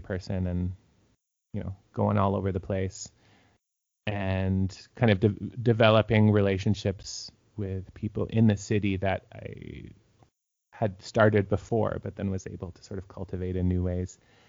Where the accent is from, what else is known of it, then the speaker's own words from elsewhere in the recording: Toronto, Ontario, Canada; moved away as an adult; also born or lived in Saskatoon, Canada / Regina, Canada / Kitchener-Waterloo, Canada; I'm from Toronto and had moved out to Saskatchewan to play in Saskatoon Symphony and then the Regina Symphony